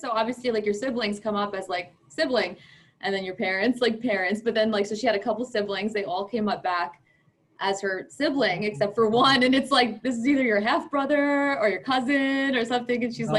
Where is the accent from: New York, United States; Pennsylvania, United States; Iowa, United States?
New York, United States; North Babylon; I'm from North Babylon.